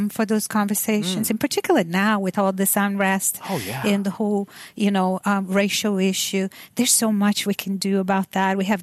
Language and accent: English; Brazil; moved away; I'm from Brazil.